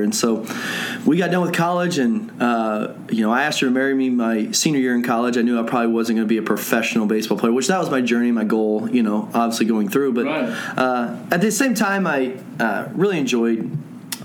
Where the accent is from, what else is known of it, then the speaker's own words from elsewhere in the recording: Lewisville, Texas, United States; I was born and raised in Louisville and went through LISD all the way through.